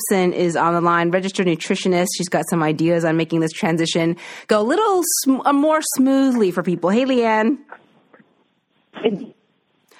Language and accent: English; East Coast, Atlantic Canada, Canada; now in Toronto, Canada; I'm from the East Coast